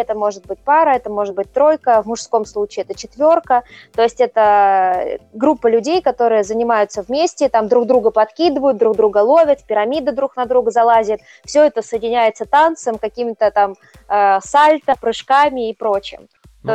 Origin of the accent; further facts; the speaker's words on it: Voronezh, Voronezh Oblast, Russia; в моем родном городе, да, мы же живем в Воронеже